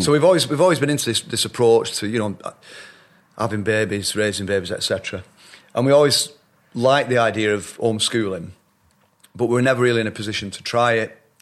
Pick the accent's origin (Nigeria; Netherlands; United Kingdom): United Kingdom; Shaw, North West England; also born or lived in Middleton / Royton; I grew up in a little town called Shaw, just outside Oldham